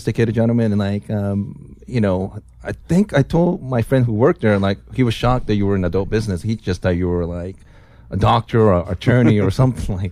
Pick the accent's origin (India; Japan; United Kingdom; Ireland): Japan; moved away; I'm from Japan